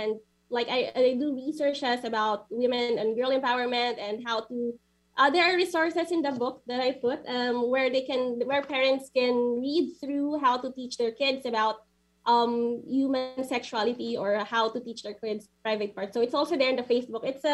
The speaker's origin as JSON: {"language": "English", "country": "Philippines", "moved": "yes", "lives_now": "Abu Dhabi, United Arab Emirates", "said": "I'm from the Philippines"}